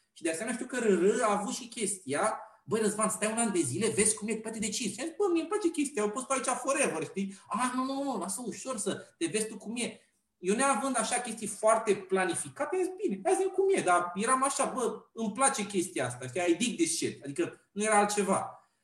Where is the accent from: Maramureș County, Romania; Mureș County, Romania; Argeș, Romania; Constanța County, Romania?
Argeș, Romania; Pitești; now in Bucharest, Romania; sunt de origine din Pitești